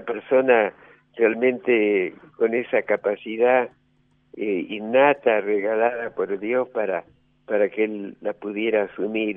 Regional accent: Rosario, Santa Fe, Argentina; moved away as an adult; also born or lived in San Luis; now in La Rioja, Argentina

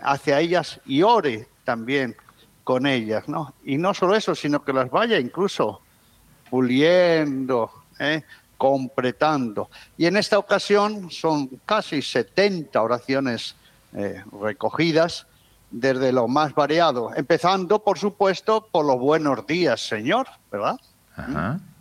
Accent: Alba de Tormes, Castile and León, Spain; moved away; Teresa de Jesús, que está enterrada, fue enterrada en mi pueblo

